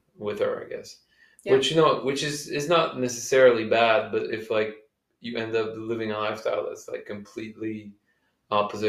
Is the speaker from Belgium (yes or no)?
yes; Belgium; moved away; also born or lived in California; I'm from Belgium